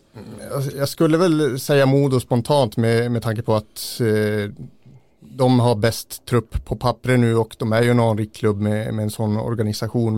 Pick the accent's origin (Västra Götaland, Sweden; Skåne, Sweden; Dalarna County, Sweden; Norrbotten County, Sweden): Norrbotten County, Sweden; a few tens of km south of Gällivare; det är bara några mil söder om Gällivare